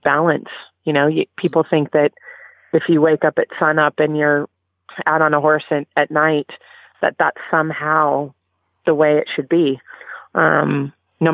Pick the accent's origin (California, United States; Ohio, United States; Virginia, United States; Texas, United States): California, United States; I grew up in California, where reining and the sports medicine boots were very popular.